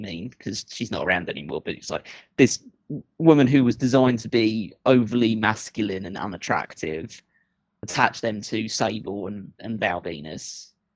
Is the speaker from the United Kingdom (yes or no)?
yes; United Kingdom; I'm British